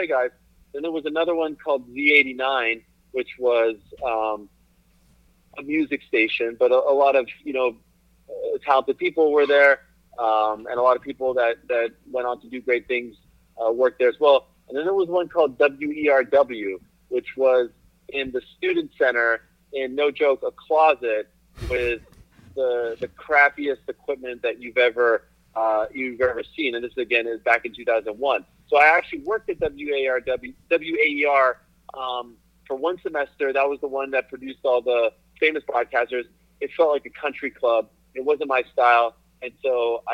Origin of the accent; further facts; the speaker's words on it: Montreal, Quebec, Canada; moved away as an adult; also born or lived in Syracuse; Growing up in Montreal, where I grew up